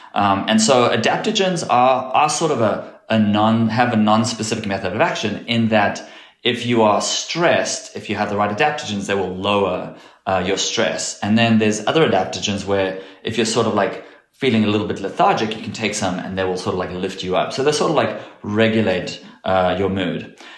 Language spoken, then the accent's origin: English; South Africa; moved away; grew up in South Africa, and growing up in South Africa